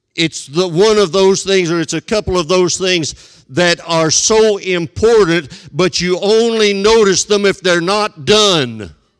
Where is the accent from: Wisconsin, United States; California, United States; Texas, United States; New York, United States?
Texas, United States; West; Twice in my hometown, my folks moved from an established church to a beginning church to help get it started.